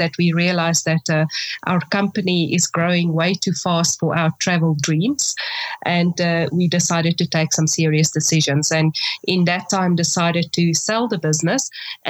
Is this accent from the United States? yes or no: no; South Africa; being truly South African, landed in Italy on the 1st of November with summer riding clothing.